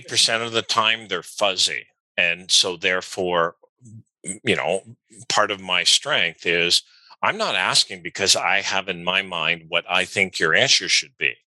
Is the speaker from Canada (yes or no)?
yes; Canada; I'm Canadian